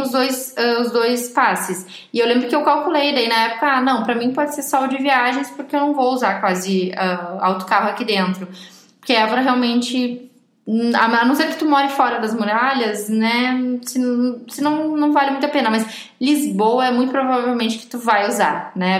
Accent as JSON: {"language": "Portuguese", "country": "Brazil", "accent": "Brazilian", "moved": "as an adult", "lives_now": "Portugal", "said": "o meu sotaque é brasileiro? Elas veem que eu sou brasileira"}